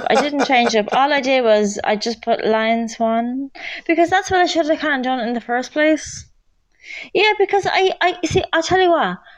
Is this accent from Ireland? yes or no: yes; Ireland; Oh, you're from the USA. I'm from Ireland.